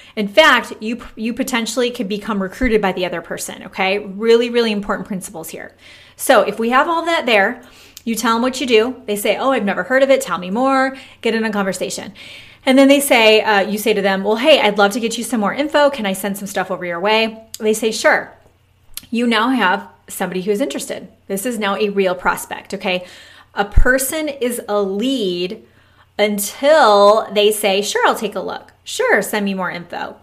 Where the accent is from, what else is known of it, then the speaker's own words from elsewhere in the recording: Michigan, United States; now in Texas, United States; we've been here nine years. We're from Michigan